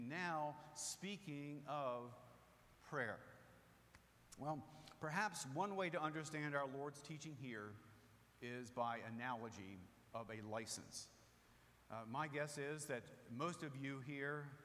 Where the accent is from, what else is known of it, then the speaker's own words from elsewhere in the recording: Rehoboth Beach, Delaware, United States; moved away; I grew up in Rehoboth Beach, Delaware